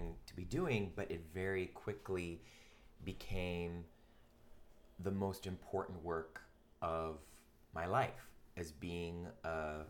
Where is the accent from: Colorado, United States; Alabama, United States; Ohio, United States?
Ohio, United States; Cleveland; also born or lived in New York; now in Los Angeles, United States; I grew up in Cleveland, Ohio